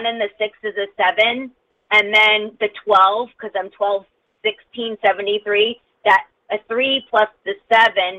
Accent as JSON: {"language": "English", "region": "Connecticut", "country": "United States", "said": "I'm from Connecticut."}